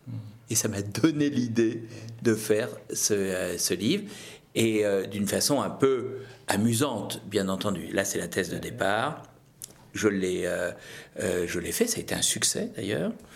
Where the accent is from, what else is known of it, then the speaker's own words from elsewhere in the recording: Brittany, France; je suis breton.